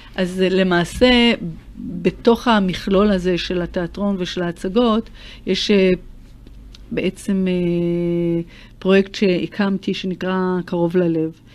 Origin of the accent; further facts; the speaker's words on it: Tel Aviv, Tel Aviv District, Israel; נולדתי בתל אביב אה, ליד הים